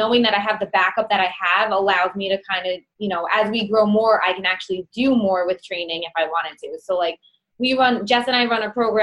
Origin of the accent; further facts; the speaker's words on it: New York, United States; accent: New York; I have a New York accent.